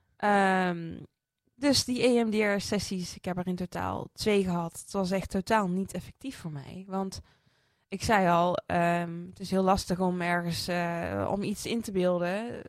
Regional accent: Netherlands; Ik ben opgegroeid in Sprankapelle, een christelijk dorp

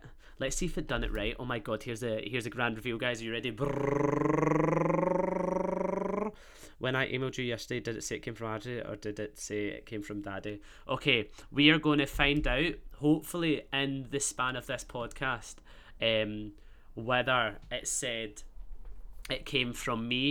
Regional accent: Glasgow, Scotland, United Kingdom; accent: Glaswegian; my Glaswegian, my Scottish accent

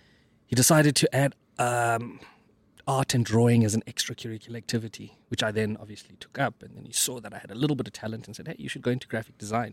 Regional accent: Mthatha, Eastern Cape, South Africa; I've always been able to draw, and I'm from the Eastern Cape, Mthatha, right?

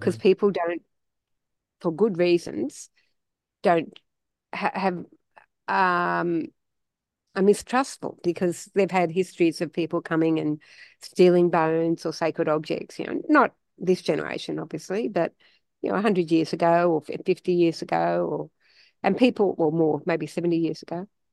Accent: Australia; we're Australian

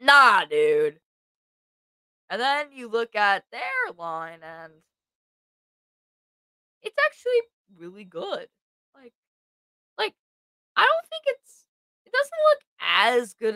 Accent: the Carolinas, United States; I'm from Carolina

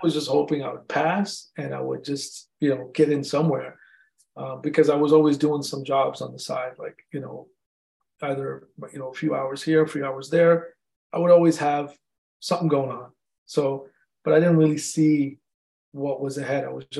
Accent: India; I'm Indian, they're gonna kick me out of my house, you know.

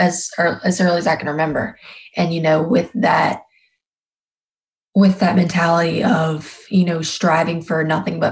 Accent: South Louisiana, United States; born and bred in the South. This is all I know. And I'm definitely a Southern girl at heart.

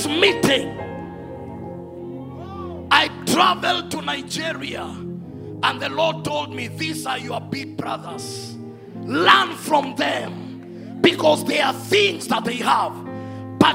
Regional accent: Narok, Narok County, Kenya; moved away; also born or lived in Samburu / Nairobi; I was born in Samburu, raised in Narok, and came to Nairobi because of studies.

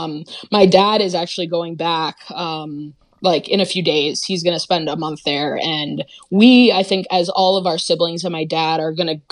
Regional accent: Madison, Wisconsin, United States; also born or lived in Minnesota / Boston; we grew up in Madison, Wisconsin, and kind of bounced around

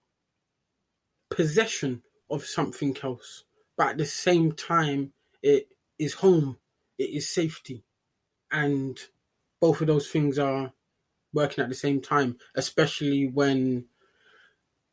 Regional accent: London, United Kingdom; born and raised in London

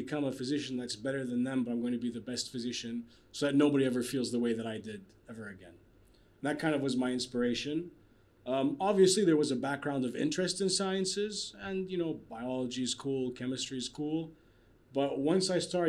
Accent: Kuwait; moved away as an adult; also born or lived in Bahrain / Canada; Born and raised in Kuwait.

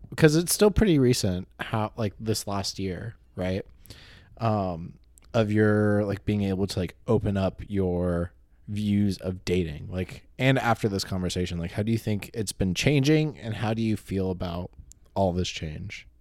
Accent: California, United States; I'm Californian.

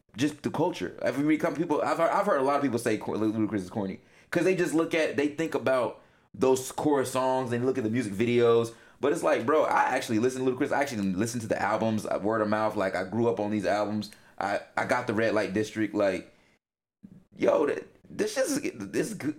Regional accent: the South, United States; moved away; I'm from the South you know, if everybody knows me, they know I'm from the South. I may not, you know, be there right now, but I'm always gonna rep

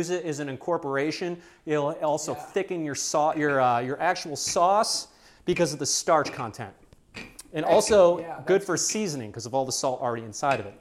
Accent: Michigan, United States; now in Austin, United States; I'm from Michigan. We love lasagna up there

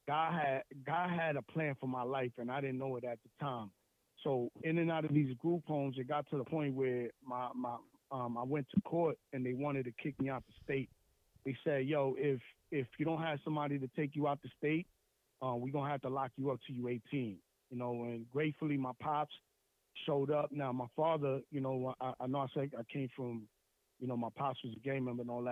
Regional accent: Lawrence, Massachusetts, United States; I'm from this place called Lawrence in Massachusetts. It's like 20 minutes north of Boston. And just a little bit about me. So I grew up, you know, in the project housing

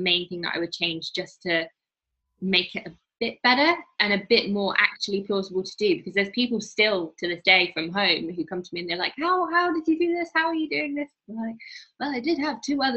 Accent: Midlands, United Kingdom; moved away; I'm from the Midlands.

